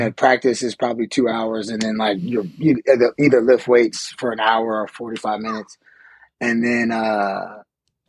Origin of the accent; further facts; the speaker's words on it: Atlanta, Georgia, United States; moved away as an adult; also born or lived in California; I grew up in Atlanta, Georgia. So I'm from Atlanta, Georgia. Born and raised there, lived there my whole life until I went to college